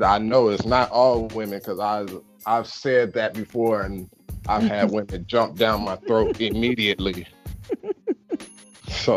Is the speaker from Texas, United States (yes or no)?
no; Chicago, Illinois, United States; now in Charleston, United States; from Chicago